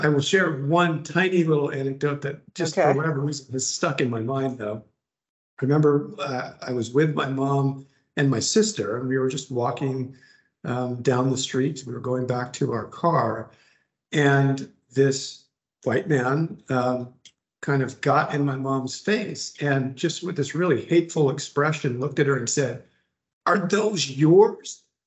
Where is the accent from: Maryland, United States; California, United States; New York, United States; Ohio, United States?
California, United States; Laguna Beach; also born or lived in Garden Grove, California / Santa Ana, California / Irvine, California; I grew mm -hmm. up mm-hmm. down in Orange County uh, here in Southern California